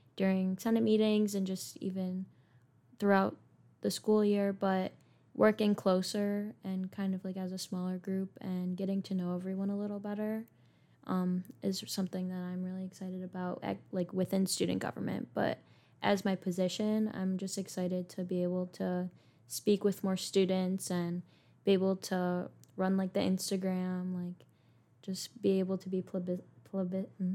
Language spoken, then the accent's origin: English; Lancaster, New York, United States; I am from Lancaster, New York